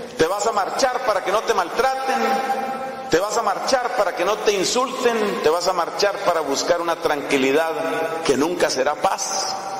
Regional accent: Colombia

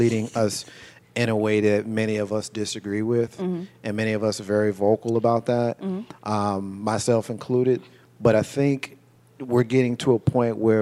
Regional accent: Jersey City, New Jersey, United States; I grew up in Jersey City, New Jersey

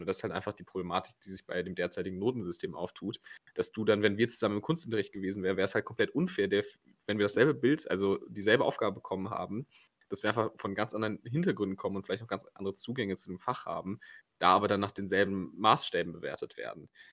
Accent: Cologne, North Rhine-Westphalia, Germany; diesen furchtbaren Sportplatz in Köln, Kreuzgasse, im Grüngürtel

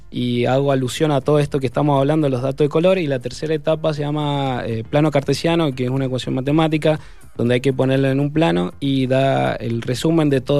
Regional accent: Mendoza, Argentina; mi pueblo mendocino

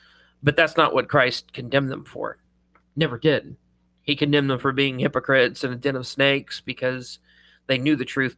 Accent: Ireland; I mean, I am Irish, so I have excuses.

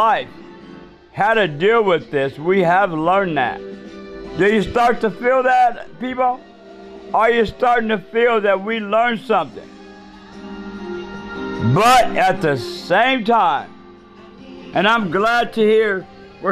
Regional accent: United States; I'm an American.

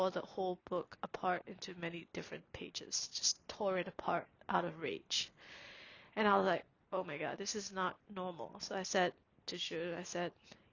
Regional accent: Singapore; now in Canada; when I was growing up in Singapore

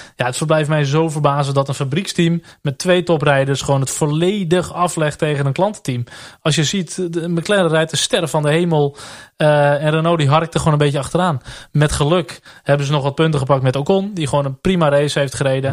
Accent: Netherlands; Tuurlijk zijn we Nederlanders

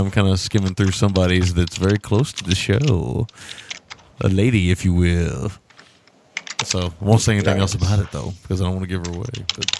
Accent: Kentucky, United States; I'm from Kentucky.

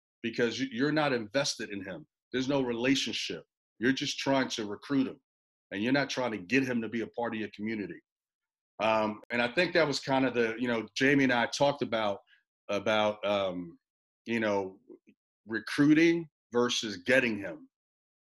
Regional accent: New York, United States; also born or lived in Puerto Rico; I was born in Puerto Rico, raised in New York.

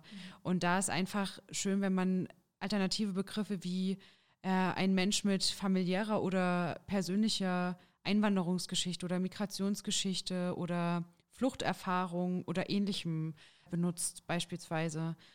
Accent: Jena, Thuringia, Germany; ich bin geboren in Jena und wohne derzeit auch in Jena

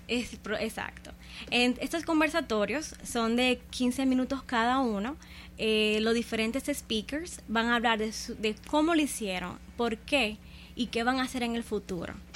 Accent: Dominican Republic; nosotros como República Dominicana

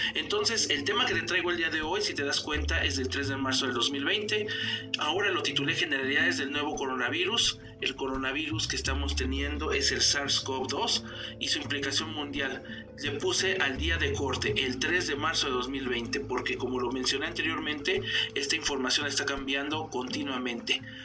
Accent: Mexico; en mi país, en México

